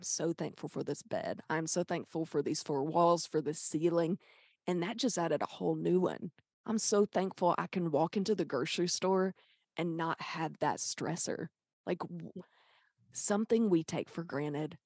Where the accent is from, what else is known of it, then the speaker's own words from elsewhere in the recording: Pine Bluff, Arkansas, United States; I'm from Pine Bluff.